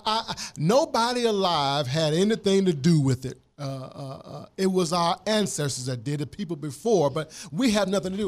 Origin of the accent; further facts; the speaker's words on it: Mississippi, United States; I'm from Mississippi